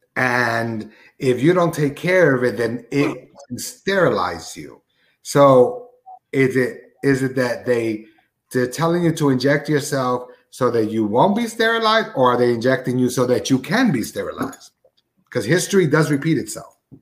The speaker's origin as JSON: {"language": "English", "town": "Newark", "region": "New Jersey", "country": "United States", "tie": "born or raised there", "said": "I was growing up in Newark, uh, New Jersey"}